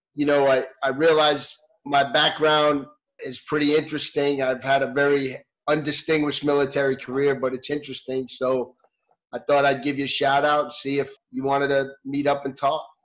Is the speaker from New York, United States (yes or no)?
yes; New York City, New York, United States; moved away as an adult; I grew up in New York in the city